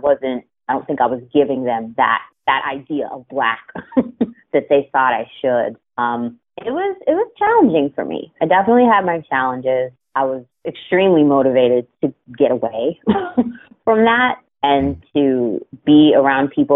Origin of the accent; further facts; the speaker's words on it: Sewickley, Pennsylvania, United States; also born or lived in Florida; now in Baltimore, United States; I grew up in a small town about, I mean, 20 minutes driving distance max from the city of Pittsburgh